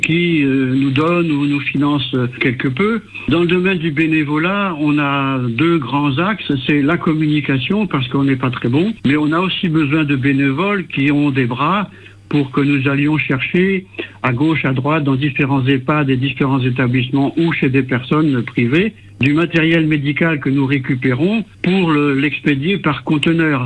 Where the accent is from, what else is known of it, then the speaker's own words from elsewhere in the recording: France; nous sommes natifs de la baie du Mont-Saint-Michel